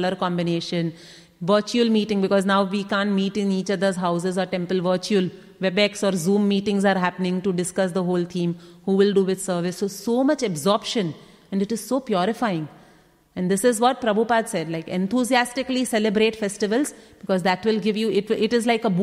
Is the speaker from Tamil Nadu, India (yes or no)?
no; Mumbai, Maharashtra, India; moved away; I come from Mumbai